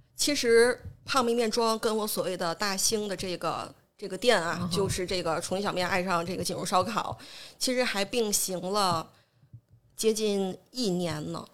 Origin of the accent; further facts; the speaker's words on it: Jinzhou, Liaoning, China; 我是这个土生土长的锦州人